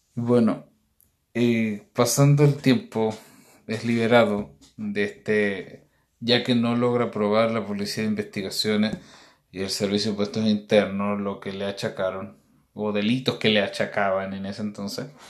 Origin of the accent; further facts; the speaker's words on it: Chile; los que nacimos en Chile